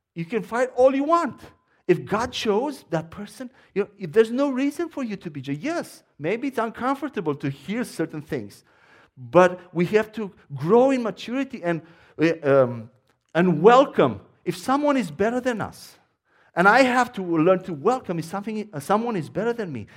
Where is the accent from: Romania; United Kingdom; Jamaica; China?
Romania; accent: Romanian; English is a second language; moved away as an adult; now in United States; my accent is Romanian.